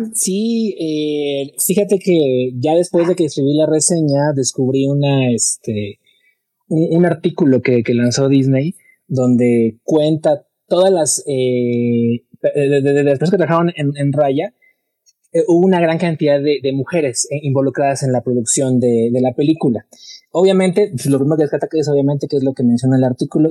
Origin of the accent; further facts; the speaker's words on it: Mexico; uno como mexicano